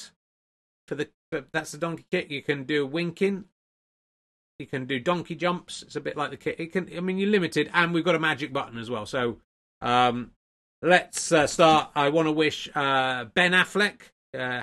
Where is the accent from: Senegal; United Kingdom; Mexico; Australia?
United Kingdom; the Southwest, South West England; when I was growing up in the Southwest